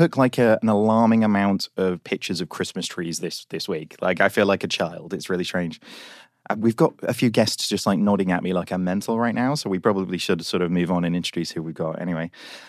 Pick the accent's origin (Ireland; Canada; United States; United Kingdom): United Kingdom; Look, we're British, okay?